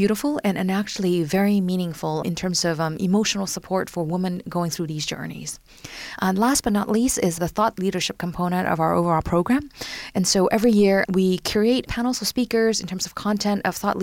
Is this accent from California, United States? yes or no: yes; San Francisco Bay Area, California, United States; moved away as an adult; also born or lived in Hong Kong; now in Paris, France; I'm originally from Hong Kong and grew up in San Francisco Bay Area, and just recently, about a year and a half ago, moved to Paris.